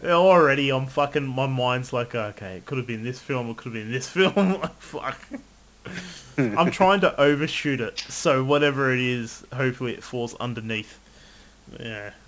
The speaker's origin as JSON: {"language": "English", "country": "Australia", "said": "I'm Australian"}